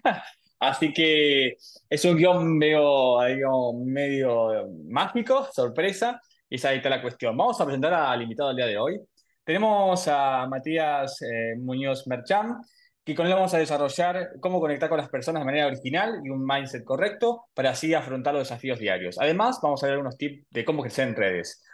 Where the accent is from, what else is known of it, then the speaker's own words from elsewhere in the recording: Buenos Aires, Argentina; Nací en Argentina, en Buenos Aires.